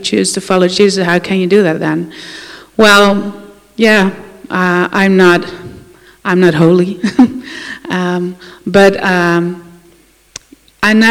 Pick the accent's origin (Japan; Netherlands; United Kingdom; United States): Netherlands; I'm from the Netherlands, and I grew up in a Christian family